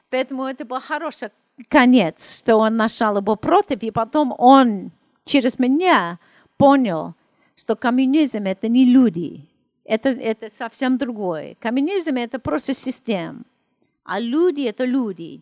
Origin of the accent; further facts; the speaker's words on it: Los Angeles, California, United States; Russian is a second language; moved away as an adult; also born or lived in Russia; я из Америки